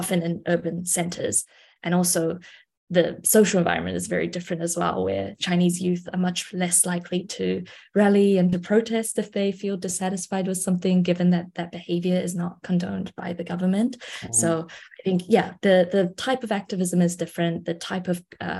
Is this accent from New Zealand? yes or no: yes; New Zealand; moved away as an adult; now in China; a New Zealander who was born and raised in New Zealand and just moved to China this past year